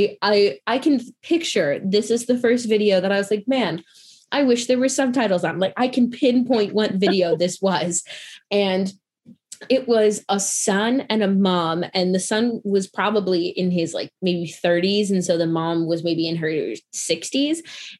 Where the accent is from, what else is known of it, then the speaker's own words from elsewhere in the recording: Midwest, United States; also born or lived in North Carolina; I'm from the Midwest. I have a pretty basic accent, except there's certain words, like when I say Chicago, people are like, oh, now I hear the accent. But I went to school in North Carolina.